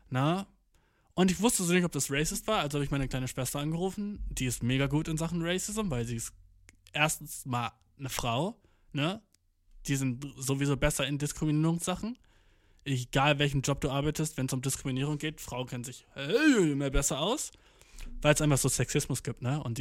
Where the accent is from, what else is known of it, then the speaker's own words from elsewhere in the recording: Göttingen, Lower Saxony, Germany; born there; ich habe gerade gesagt, ich bin in Göttingen geboren, ne?